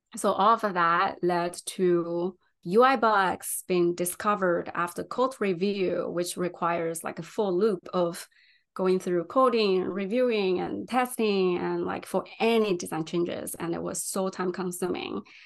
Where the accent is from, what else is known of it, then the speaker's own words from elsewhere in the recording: China; English is a second language; moved away as an adult; also born or lived in San Francisco, California; now in United States; I was actually born and raised in China